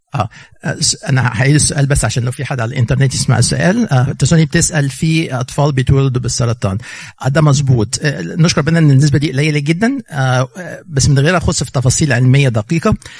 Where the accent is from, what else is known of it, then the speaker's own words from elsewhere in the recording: Egypt; now in United States; احنا جايين من مصر